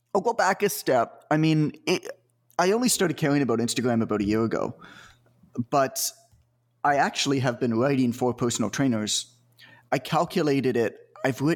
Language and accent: English; Canada; I'm from Canada, so I played hockey, obviously, because that's what we do.